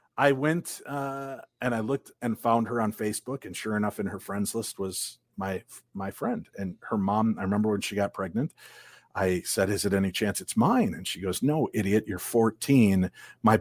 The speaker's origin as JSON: {"language": "English", "region": "Illinois", "country": "United States", "tie": "born or raised there", "moved": "yes", "lives_now": "Minnesota, United States", "said": "I grew up in Illinois"}